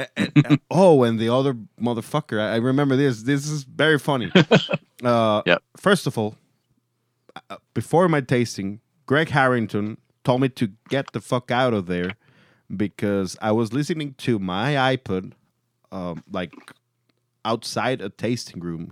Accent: Mexico

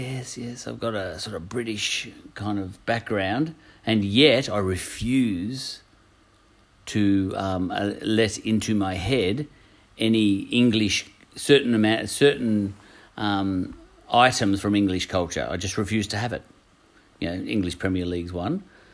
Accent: Australia; accent: Australian; In fact, my very accent has changed over the last 30 years. I guarantee if I could find a recording of me speaking 30 years ago, I would sound more ochre.

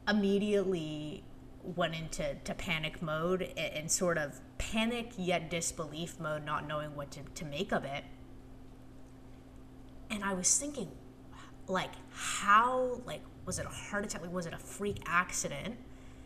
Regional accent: Toronto, Ontario, Canada; moved away as an adult; now in Washington, D.C., United States; I lived in Toronto, grew up there, had a really great childhood

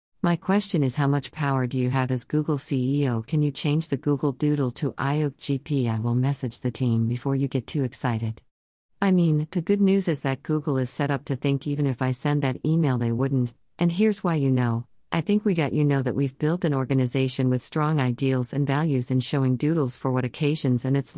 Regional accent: Chennai, Tamil Nadu, India; I'm from the South. I'm from Chennai. I studied Hindi in school, but I never spoke it much.

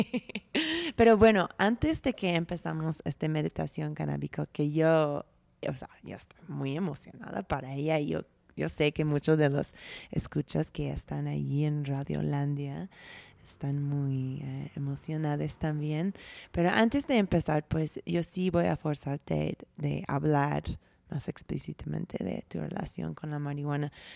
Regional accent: United States; moved away; como gringa

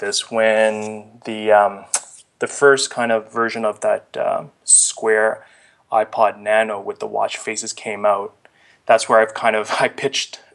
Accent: Ottawa, Ontario, Canada; also born or lived in Vietnam / India; I kind of grew up in Ottawa. I was born in Vietnam and lived in India, then moved to Ottawa at a pretty early age

